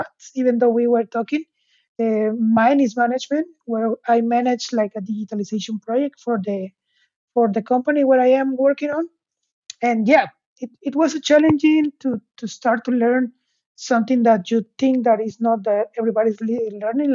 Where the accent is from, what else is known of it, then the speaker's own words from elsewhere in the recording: Mexico; moved away as an adult; also born or lived in Aberdeen, United Kingdom; now in Hamburg, Germany; I'm from Mexico, but I'm currently based in Hamburg, Germany